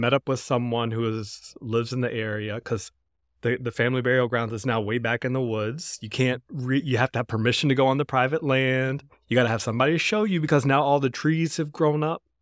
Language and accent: English; North Carolina, United States; from my home state of North Carolina